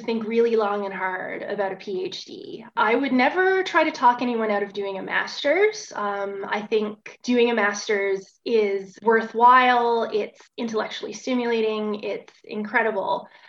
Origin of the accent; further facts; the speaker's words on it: Bonavista, Newfoundland and Labrador, Canada; moved away as an adult; I grew up in Outport, Newfoundland, in a small town called Bonavista, about 3,500 people